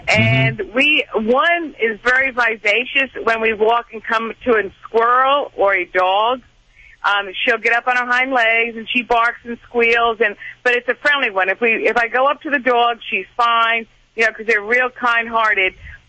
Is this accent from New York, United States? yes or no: yes; New York, United States; now in Houston, United States; But I'm a Yankee deep down. I'm from New York.